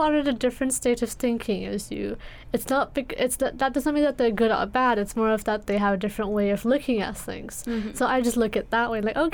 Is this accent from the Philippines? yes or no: no; India; moved away; I grew up in India